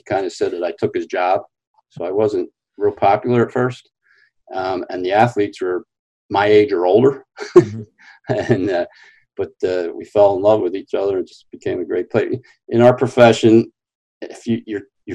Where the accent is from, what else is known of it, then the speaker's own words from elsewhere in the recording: New Jersey, United States; accent: Philadelphia, South Jersey; also born or lived in Pennsylvania; I grew up in South Jersey, right across the bridge from Philadelphia, hence the Philadelphia, South Jersey accent.